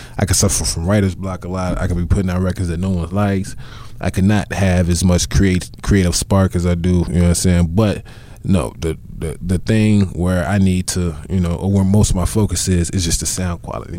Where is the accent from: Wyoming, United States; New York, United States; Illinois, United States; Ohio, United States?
Illinois, United States; Chicago; I'm a Midwest nigga all day